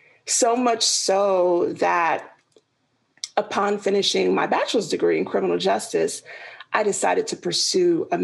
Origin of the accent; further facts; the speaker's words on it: New York City, New York, United States; moved away as an adult; also born or lived in Georgia; I was born and raised in Queens, New York. So I am a city girl to the heart